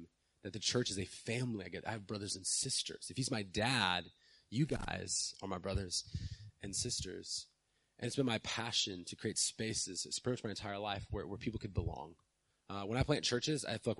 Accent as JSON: {"language": "English", "town": "San Diego", "region": "California", "country": "United States", "tie": "born or raised there", "said": "I grew up in South San Diego"}